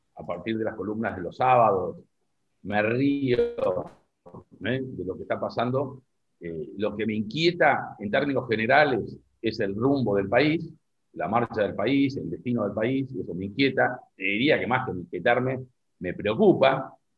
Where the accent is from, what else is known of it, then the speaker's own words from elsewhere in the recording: Argentina; como argentino